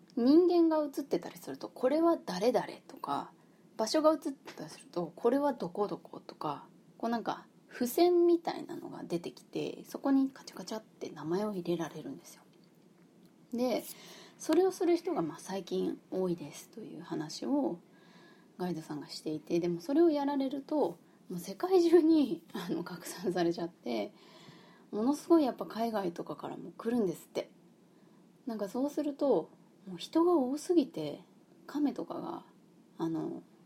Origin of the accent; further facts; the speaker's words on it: Fukuoka, Japan; 私出身福岡